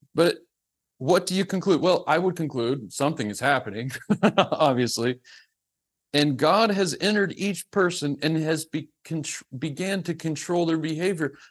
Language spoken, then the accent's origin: English; the South, United States; I'm from the South